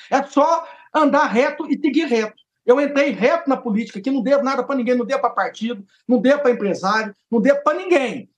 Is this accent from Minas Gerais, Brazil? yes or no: yes; Divinópolis, Minas Gerais, Brazil; lá na minha cidade ainda não tem ponte aérea para vir para Brasília. Eu tenho que ir de Divinópolis para Belo Horizonte